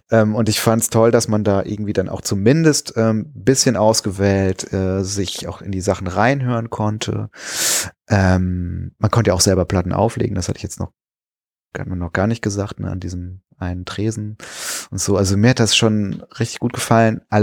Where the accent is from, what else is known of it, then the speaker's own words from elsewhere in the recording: Kreuztal, North Rhine-Westphalia, Germany; in meiner alten Heimat, da wo ich herkomme, ähm, da war der auch zu Hause übrigens, der Friedrich Flick. Ähm, in äh, Kreuztal heißt der, ähm, äh, heißt der Ort